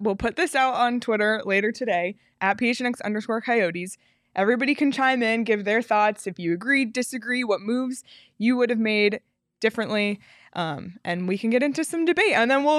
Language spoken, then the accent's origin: English; Toronto, Ontario, Canada; I'm from Toronto.